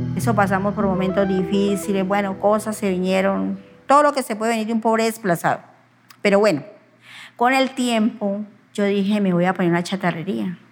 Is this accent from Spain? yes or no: no; Mercaderes, Cauca, Colombia; moved away as an adult; also born or lived in San Vicente / Pereira; nací en Mercaderes Cauca en 1971.